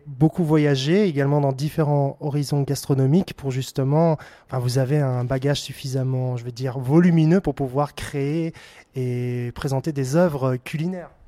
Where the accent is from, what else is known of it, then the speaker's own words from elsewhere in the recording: Belgium; en tant que Belge